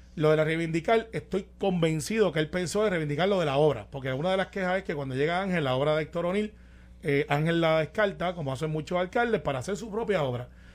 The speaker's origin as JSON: {"language": "Spanish", "town": "Guaynabo", "country": "Puerto Rico", "said": "los que somos de Guaynabo, y yo soy del campo, yo soy de Santa Rosa y mami es sonadora"}